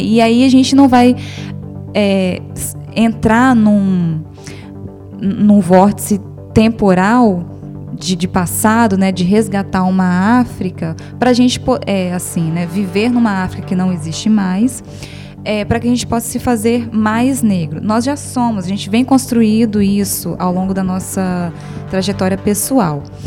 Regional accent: Brazil; a gente nasceu negro no Brasil

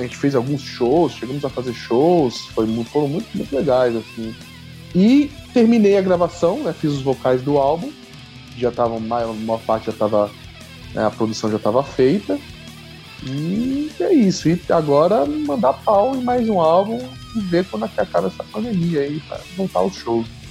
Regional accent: Santos, São Paulo, Brazil; eu sou de Santos

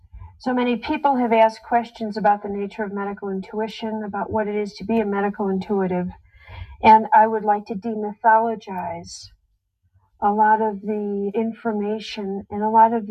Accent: Chicago, Illinois, United States; I was in Chicago, my hometown

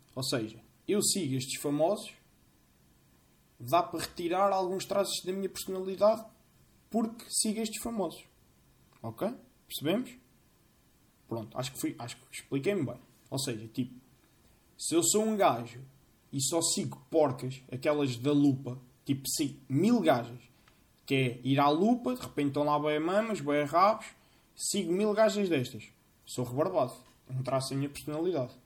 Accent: Centro, Portugal; Eu sou das Fontinhas

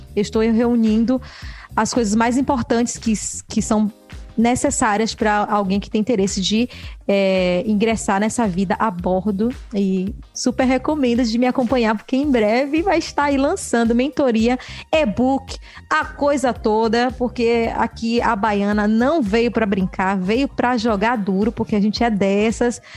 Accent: Brazil; moved away as an adult; eu venho do Brasil

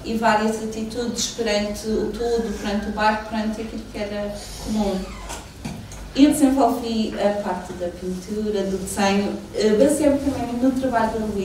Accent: Santana, Madeira, Portugal; eu sou de Santana, sou da zona norte da Ilha da Madeira

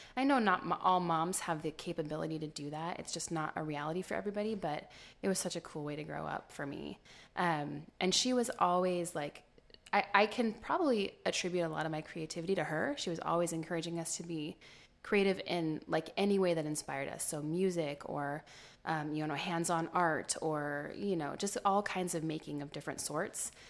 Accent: Modesto, California, United States; also born or lived in New York; I was born here in Modesto, born and raised

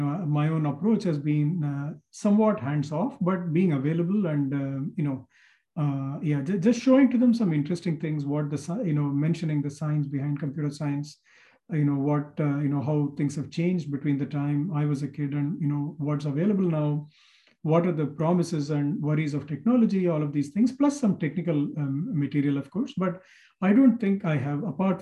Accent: Chennai, Tamil Nadu, India; moved away as an adult; now in United States; In my hometown of Madras, IIT Madras

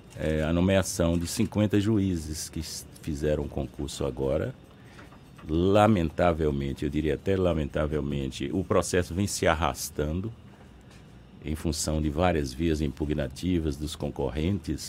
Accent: Bahia, Brazil; sou interiorano, conheço a realidade interiorana

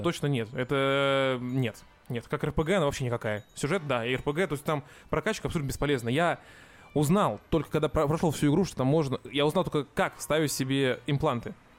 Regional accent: Russia; я из России

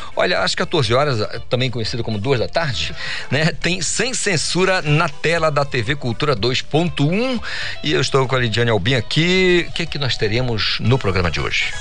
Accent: Amazon, Brazil; eu sou amazônida e adoro morar aqui na Amazônia

